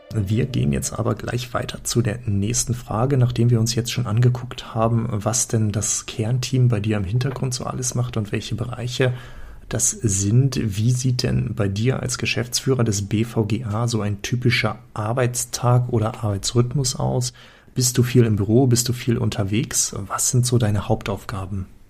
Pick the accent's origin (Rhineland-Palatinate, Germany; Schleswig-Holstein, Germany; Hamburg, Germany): Schleswig-Holstein, Germany; now in Hanover, Germany; Ich komme ja aus dem Norden, aus der schönen Region von Hannover und ursprünglich aus Schleswig-Holstein.